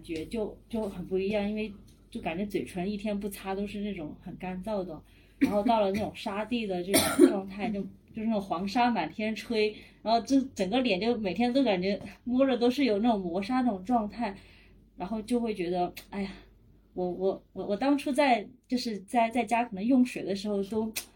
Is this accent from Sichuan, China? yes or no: yes; Sichuan, China; now in Shenzhen, China; 我是出生在四川嗯，然后工作在深圳，都是南方城市，是完全没有缺水这种概念的